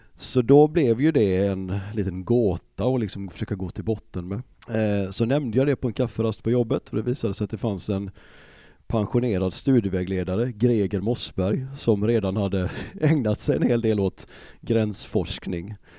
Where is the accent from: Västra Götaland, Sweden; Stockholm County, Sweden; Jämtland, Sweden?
Västra Götaland, Sweden; Gothenburg; born or raised there